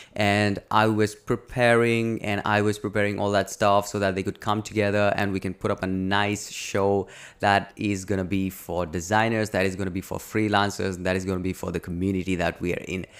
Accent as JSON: {"language": "English", "country": "India", "said": "I'm from India"}